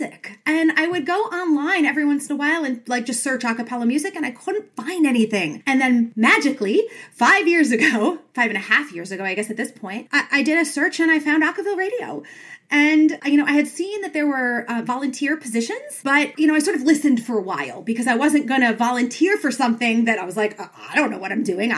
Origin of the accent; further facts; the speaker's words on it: New York, United States; now in Washington, DC, United States; I'm from New York.